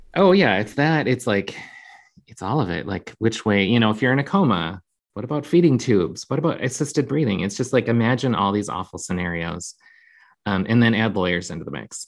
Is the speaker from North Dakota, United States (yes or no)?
yes; Jamestown, North Dakota, United States; now in Minneapolis, United States; I grew up in Jamestown, North Dakota.